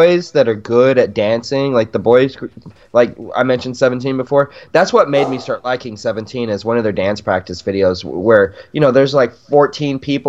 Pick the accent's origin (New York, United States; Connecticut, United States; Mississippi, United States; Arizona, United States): Arizona, United States; Yuma; moved away as an adult; now in Arkansas, United States; I'm in Arkansas now, but I grew up in Yuma